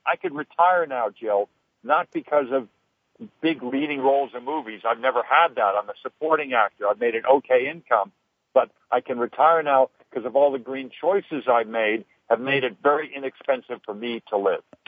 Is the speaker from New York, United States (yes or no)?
no; Los Angeles, California, United States; when I was a kid growing up in the San Fernando Valley